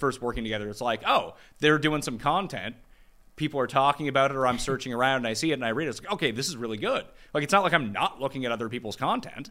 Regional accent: Canada; being Canadian

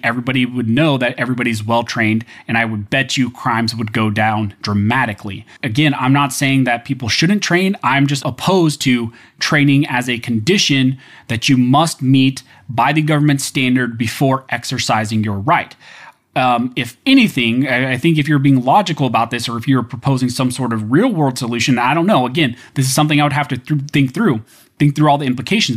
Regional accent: United States; as an American

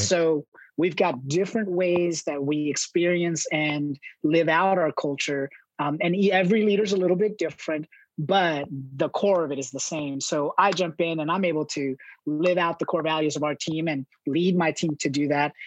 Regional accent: Los Angeles, California, United States; moved away as an adult; I grew up in Southern California in Los Angeles

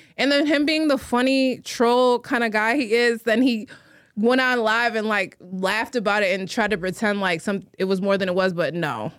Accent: Chicago, Illinois, United States; moved away as an adult; now in New York, United States; I'm from Chicago. I was born in Chicago. I was born on the north side.

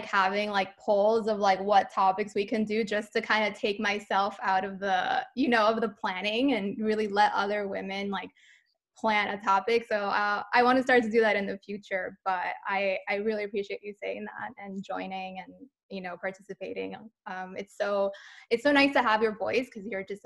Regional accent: New York City, New York, United States; I'm originally from New York City

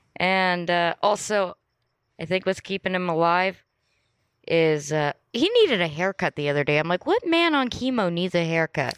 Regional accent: Los Angeles, California, United States; also born or lived in Santa Monica; I loved growing up in Playa del Rey

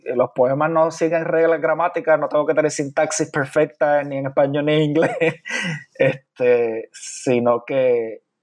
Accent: San Juan, Puerto Rico; moved away as an adult; also born or lived in Carolina, Puerto Rico; now in Chicago, United States; me crié principalmente en San Juan

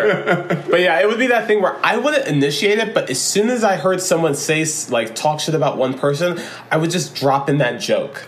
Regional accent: Florida, United States; born or raised there

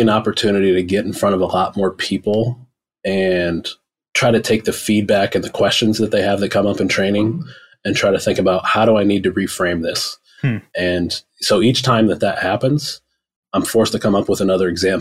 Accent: Rust Belt, Midwest, United States; I grew up in the Rust Belt. So I saw the same thing in the 90s, factories, shut down across the entire state, across the entire Midwest

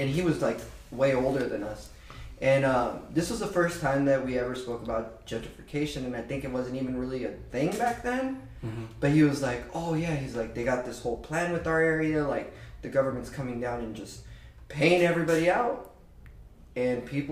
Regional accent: Southern California, United States; we're from Southern California.

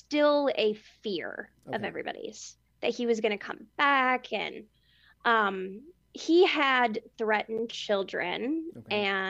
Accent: Wichita, Kansas, United States; I grew up around Wichita

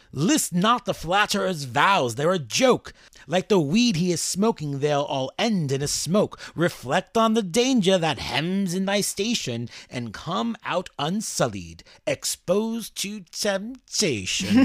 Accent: New York City, New York, United States; as a New Yorker

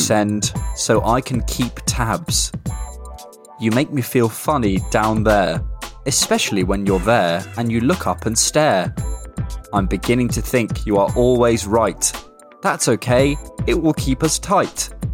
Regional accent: Bournemouth, South West England, United Kingdom; moved away; I'm going to Bournemouth today 'cause it's my hometown. I'm spending a week at home

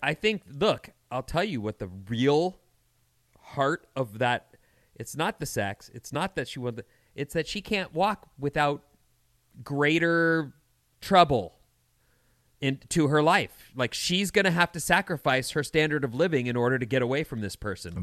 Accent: California, United States; I'm Californian

